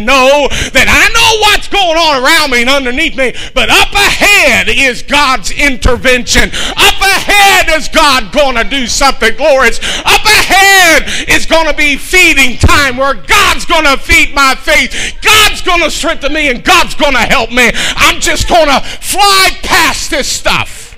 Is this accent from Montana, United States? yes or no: no; Kentucky, United States; I'm a Shecky from Kentucky